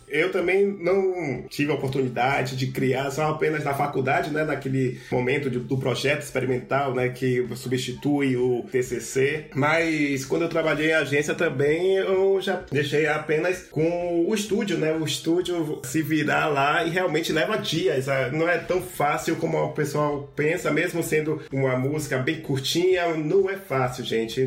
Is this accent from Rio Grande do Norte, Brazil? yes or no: no; Salvador, Bahia, Brazil; eu sou aqui de Salvador